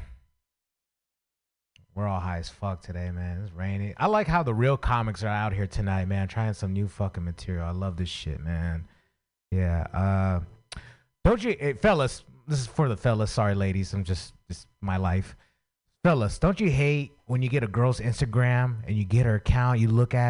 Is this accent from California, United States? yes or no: yes; San Francisco, California, United States; I grew up in San Francisco